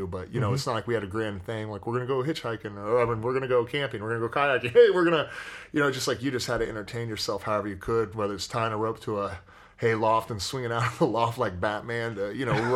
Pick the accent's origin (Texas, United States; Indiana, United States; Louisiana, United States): Indiana, United States; Morristown; I grew up in Morristown, Indiana, which is about 25 minutes southeast of Indianapolis.